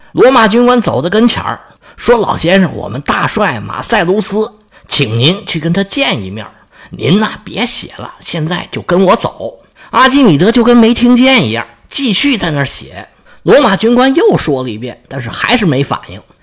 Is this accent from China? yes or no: yes; China; 在我们中国人的价值观里面